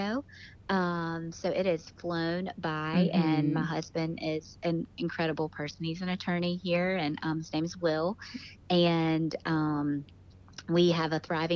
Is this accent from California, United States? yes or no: no; Greenville, North Carolina, United States; I'm from Greenville, North Carolina, so I'm about an hour and 10 minutes from the beach